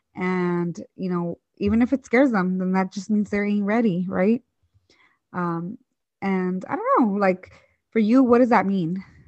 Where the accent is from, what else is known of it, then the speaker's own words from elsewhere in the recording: Hayward, California, United States; also born or lived in Michoacán, Mexico; I grew up in the East Bay um, in this city or like town called Hayward